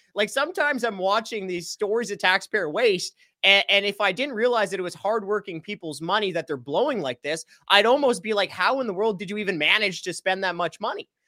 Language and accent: English; Canada; as a Canadian taxpayer